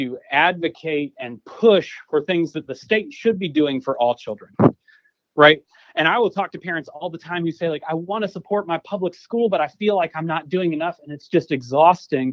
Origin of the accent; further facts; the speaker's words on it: Clayton County, Georgia, United States; I grew up in Clayton County